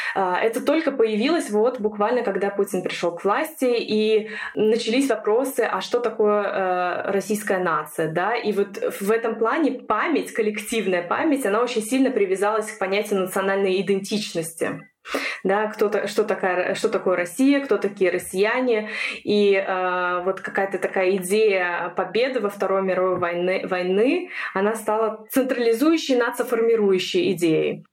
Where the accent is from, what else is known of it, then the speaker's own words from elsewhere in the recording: Estonia; moved away as an adult; now in Germany; Сама родом я из Эстонии.